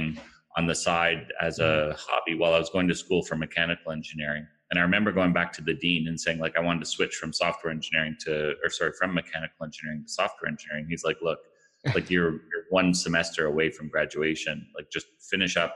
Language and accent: English; Ottawa, Ontario, Canada; also born or lived in Toronto area; I'm originally from Ottawa, Canada, which is home of Shopify. I went to school here, went to high school here